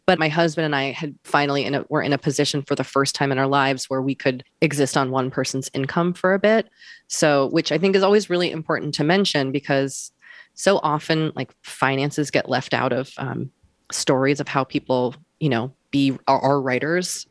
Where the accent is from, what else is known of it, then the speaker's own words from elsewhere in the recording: Wellesley, Massachusetts, United States; I'm from Wellesley, Massachusetts